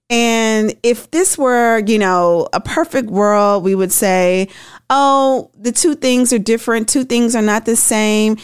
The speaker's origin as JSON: {"language": "English", "region": "Tennessee", "country": "United States", "tie": "born or raised there", "said": "my home state of Tennessee"}